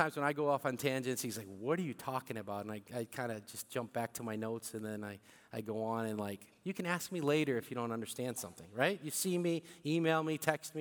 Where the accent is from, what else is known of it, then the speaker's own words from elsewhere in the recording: St. Louis, Missouri, United States; first language Bicolano; moved away as an adult; also born or lived in Philippines; I came here when I was 4 and a half to St. Louis, Missouri